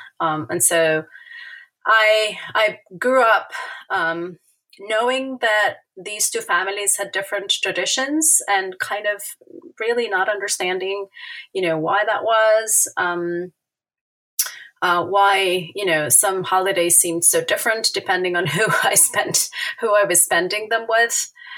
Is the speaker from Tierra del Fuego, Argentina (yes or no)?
no; Buenos Aires, Argentina; English is a second language; I'm an Argentine native. I was born in Buenos Aires.